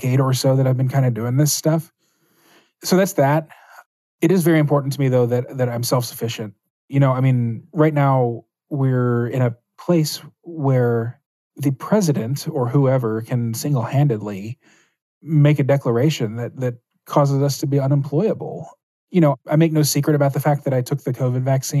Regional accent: Minnesota, United States; I'm from Minnesota

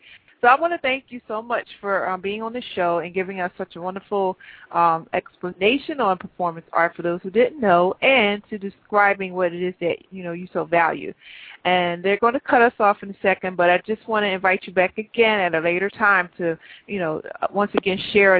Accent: United States; But then I was born here in the United States.

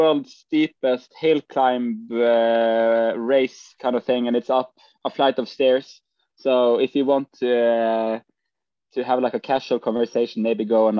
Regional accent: Bergen, Vestland, Norway; We are in Bergen at the moment, being home for the first time in forever.

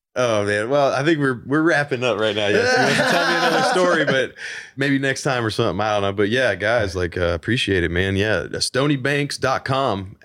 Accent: Nashville, Tennessee, United States; I'm original artist from Nashville, Tennessee

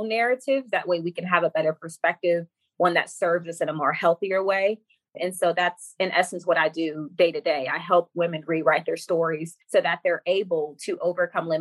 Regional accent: Florida, United States; now in Alabama, United States; I'm currently from Florida, but I live in Alabama.

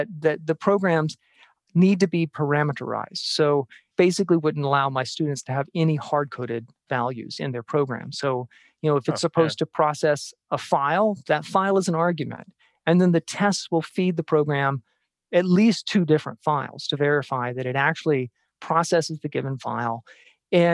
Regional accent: Jackson, Mississippi, United States; moved away; also born or lived in Tucson; I'm from Jackson, Mississippi

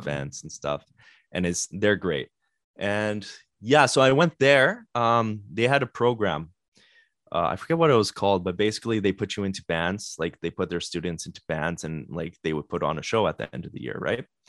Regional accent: Winnipeg, Manitoba, Canada; we're from Winnipeg

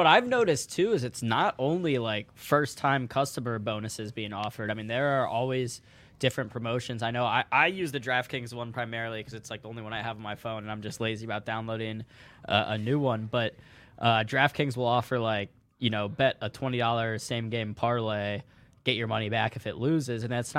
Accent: St. Louis, Missouri, United States; I'm rooting for the Bengals in the Super Bowl because I'm from St. Louis originally, so I don't root for the Rams.

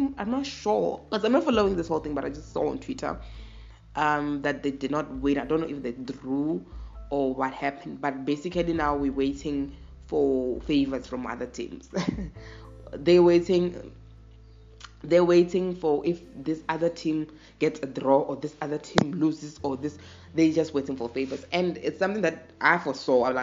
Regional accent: South Africa; I'm a South African.

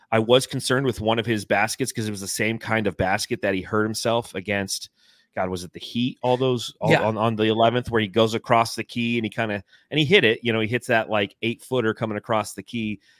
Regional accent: Phoenix, Arizona, United States; Yeah, he's flex from Jersey. I'm … from Phoenix.

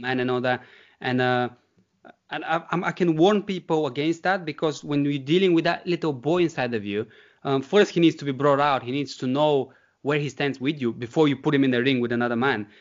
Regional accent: Bulgaria; moved away as an adult; now in United Kingdom; growing up in the Bulgarian countryside

